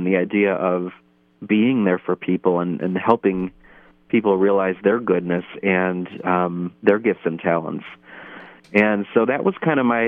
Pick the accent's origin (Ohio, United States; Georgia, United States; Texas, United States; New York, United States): Ohio, United States; Parma; I'm from Holy Family Parish in Parma, Ohio. And I grew up with a very faithful family